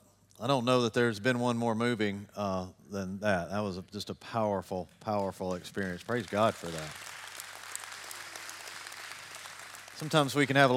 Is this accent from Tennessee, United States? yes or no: yes; Tennessee, United States; I grew up in I grew up in Middle Tennessee my whole life.